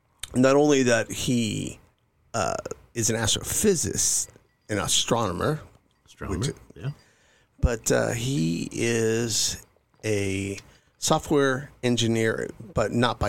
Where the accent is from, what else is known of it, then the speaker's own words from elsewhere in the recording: California, United States; I grew up in Northern California. I was Air Force brat. Dad flew in the Air Force. He was he retired out of McClellan Air Force Base.